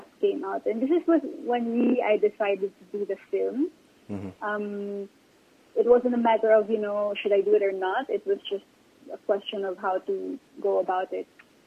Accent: Mindanao, Philippines; I was like many other Filipinos, you know, because I'm also from Mindanao

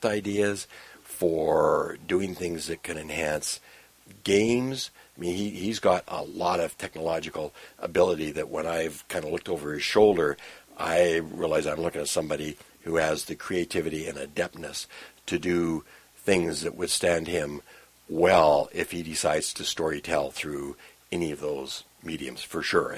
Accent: Burnaby, British Columbia, Canada; also born or lived in Vancouver; now in Okanagan, Canada; It's home. I was born in Vancouver, grew up in Burnaby, now live in the Okanagan

